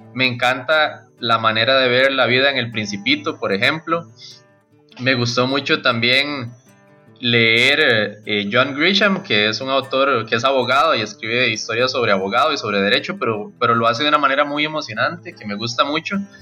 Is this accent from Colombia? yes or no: no; Costa Rica; first language Spanish; soy costarricense, un autor nacional